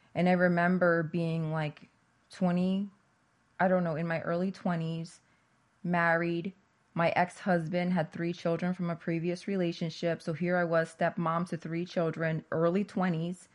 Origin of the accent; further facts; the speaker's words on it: New Jersey, United States; I grew up in New Jersey